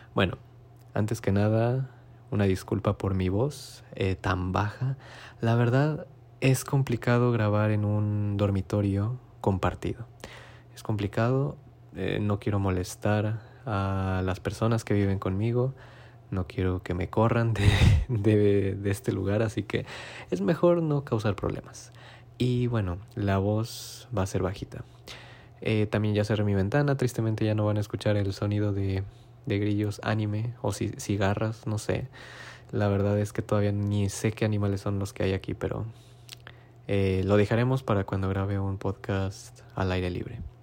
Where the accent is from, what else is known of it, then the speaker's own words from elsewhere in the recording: Mexico; moved away as an adult; now in Japan; familia mexicana